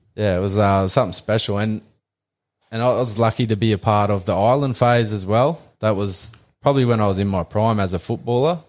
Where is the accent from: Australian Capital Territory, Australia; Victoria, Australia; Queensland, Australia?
Queensland, Australia; Calliope; we grew up out on Calliope Station.